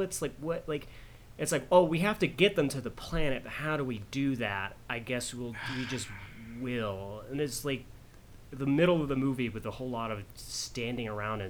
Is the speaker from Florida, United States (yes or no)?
no; Fort Smith, Arkansas, United States; born or raised there